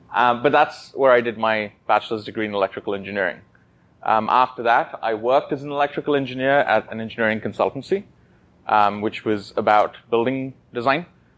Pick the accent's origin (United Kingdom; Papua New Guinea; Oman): Oman; also born or lived in Kashmir, India; I was born in India in the Himalayan ranges, specifically Kashmir. Immediately after, a month later, I was moved to the Middle East in Oman, where my family settled. That's where I did my schooling.